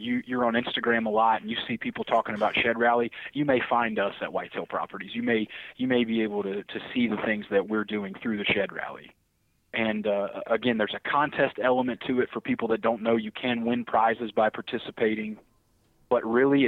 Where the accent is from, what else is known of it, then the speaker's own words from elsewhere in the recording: the South, United States; now in Pittsfield, United States; I'm from the South